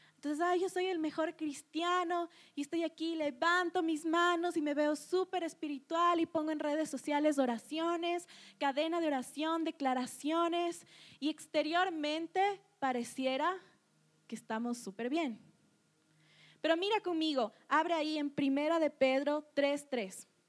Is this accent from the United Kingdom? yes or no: no; Ecuador; nosotros como cultura ecuatoriana